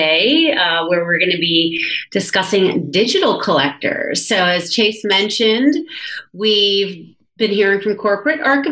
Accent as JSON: {"language": "English", "town": "New York City", "region": "New York", "country": "United States", "moved": "as an adult", "lives_now": "Squamish, Canada", "said": "I'm a New Yorker, but I've been living out here for 2 years"}